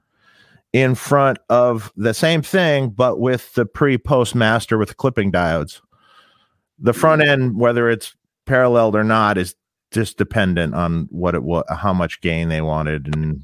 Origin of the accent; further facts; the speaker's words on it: Detroit, Michigan, United States; I was in my hometown, Detroit